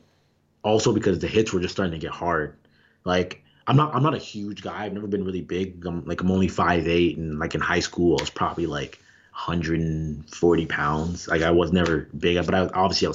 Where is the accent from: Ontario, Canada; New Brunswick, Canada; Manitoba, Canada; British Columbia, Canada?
Ontario, Canada; Toronto; growing up in Toronto